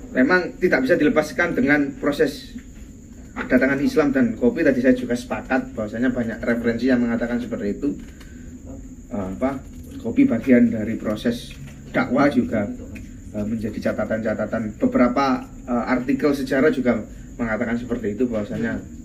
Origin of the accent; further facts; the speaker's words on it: Benjeng, Gresik, East Java, Indonesia; Di daerah saya, di Benjeng